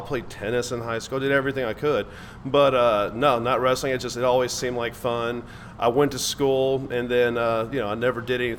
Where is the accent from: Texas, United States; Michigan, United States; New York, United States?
Texas, United States; Dallas; born there; I was born in Dallas.